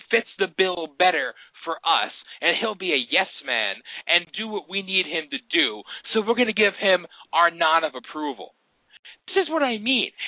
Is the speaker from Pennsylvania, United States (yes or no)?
yes; Pennsylvania, United States; I come from Pennsylvania